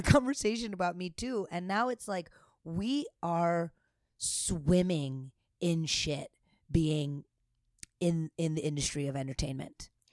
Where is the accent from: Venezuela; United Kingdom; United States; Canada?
United States; I'm American